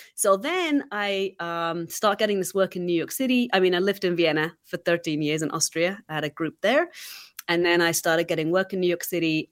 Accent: England, United Kingdom; moved away; growing up in England

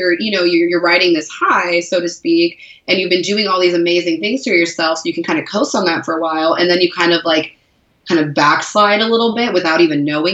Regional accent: Seattle, Washington, United States; now in San Diego, United States; I'd say Seattle

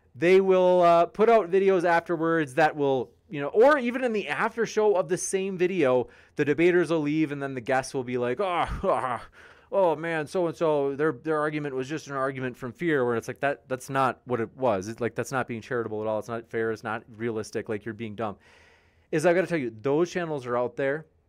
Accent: Wisconsin, United States; Wisconsin, my home state

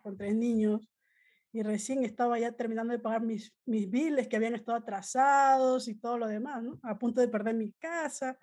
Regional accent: Peru; moved away as an adult; now in United States; originalmente soy de Perú, ¿no? Vine hace como 20 años a Estados Unidos a estudiar negocios

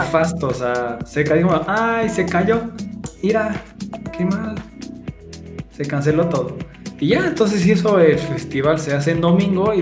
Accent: Querétaro, Mexico; yo soy de Querétaro

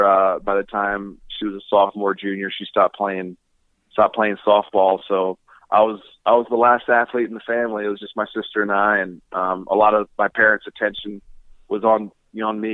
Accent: Baltimore, Maryland, United States; I grew up in Baltimore

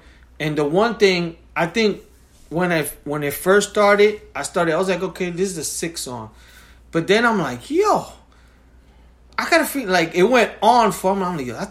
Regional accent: New York, United States; I was from New York.

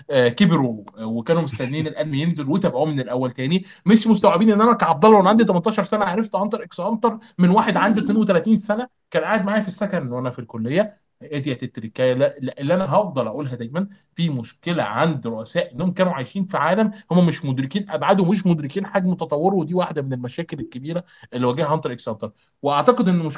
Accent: Egypt; احنا عندنا في مصر

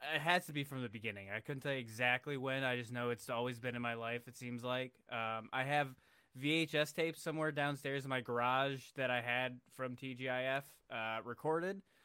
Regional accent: Buffalo, New York, United States; now in Canton, United States; I'm originally from Buffalo, and I, f, New York

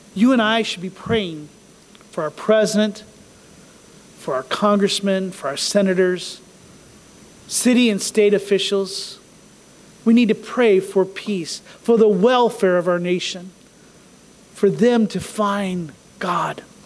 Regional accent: United States; we think of ourselves as just American Christians

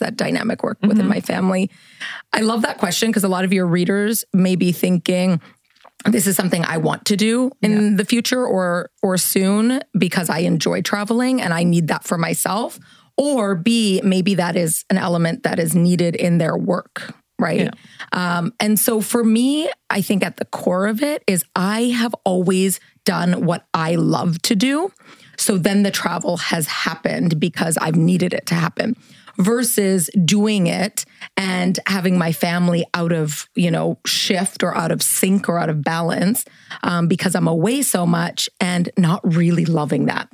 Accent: Canada; moved away as an adult; also born or lived in New York City, United States / Los Angeles, United States; I'm from Canada. So I was traveling to Canada to visit my family.

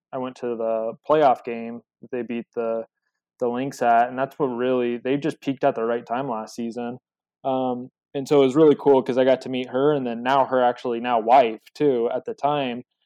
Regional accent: Colorado, United States; I'm from Colorado

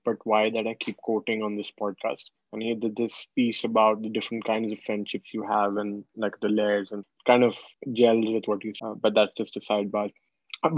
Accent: India; moved away; growing up in India

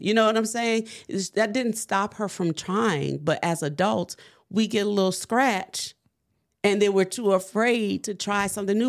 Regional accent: New Orleans, Louisiana, United States; I'm from New Orleans

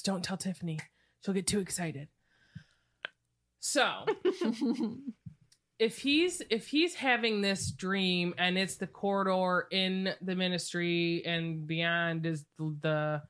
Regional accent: United States; I'm American.

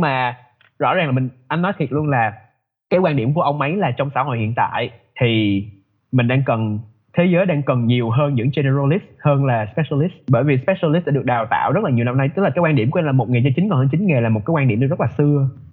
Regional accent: Vietnam; moved away as an adult; mình lớn lên ở Việt Nam background của mình là người Việt

